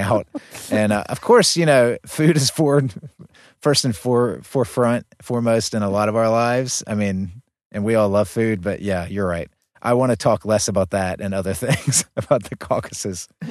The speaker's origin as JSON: {"language": "English", "town": "Gastonia", "region": "North Carolina", "country": "United States", "tie": "born or raised there", "moved": "yes", "said": "Gaston County, right outside of Charlotte. That's where I grew up"}